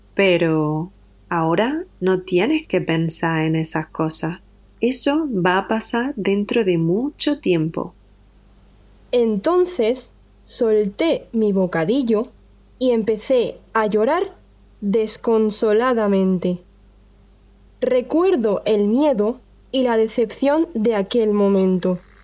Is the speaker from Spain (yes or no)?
yes; Andalusia, Spain; soy de Andalucía, en el sur de España